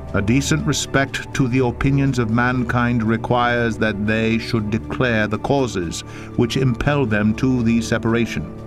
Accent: Indiana, United States; Indiana, my home state

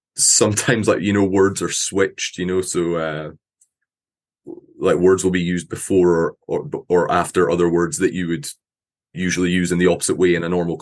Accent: Scotland, United Kingdom; accent: Scottish; I'm from Scotland

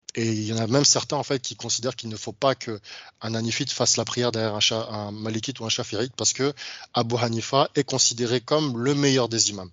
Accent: France; je suis d'origine africaine, j'ai grandi en France

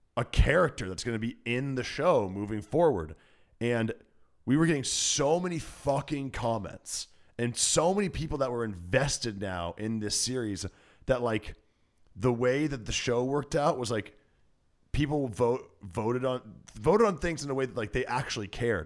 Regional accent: Iowa, United States; now in Los Angeles, United States; I'm from Iowa

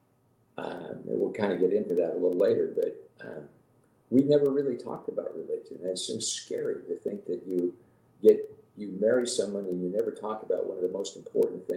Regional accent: Sacramento, California, United States; also born or lived in Salt Lake City, Utah; I grew up in Sacramento from 2 years on. Lived in the same house from the time we moved there until I got married

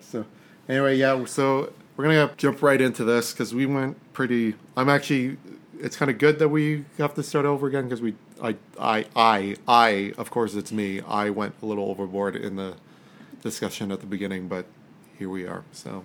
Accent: Canada; we're Canadian

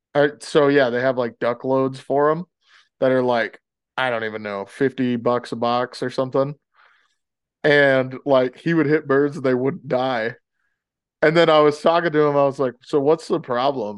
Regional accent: the South, United States; moved away; growing up in the South

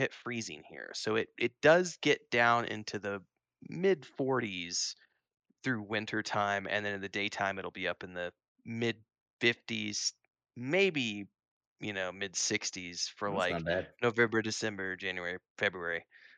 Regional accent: Missouri, United States; But I do miss fall because I grew up in Missouri, so yeah.

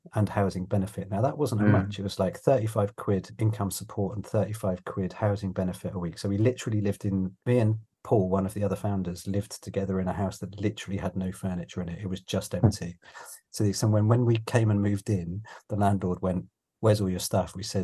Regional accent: London, United Kingdom; moved away as an adult; also born or lived in Leeds; I was born in London and I'm a very proud Londoner

